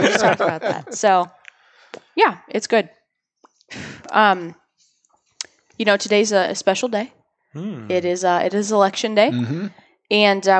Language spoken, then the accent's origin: English; Ohio, United States; born or raised there; now in New Hampshire, United States